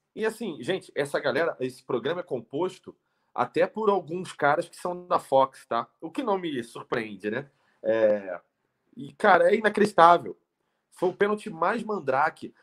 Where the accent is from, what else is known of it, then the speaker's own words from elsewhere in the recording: Rio de Janeiro, Brazil; moved away as an adult; now in São Paulo, Brazil; eu sou carioca, moro há milênios aqui em São Paulo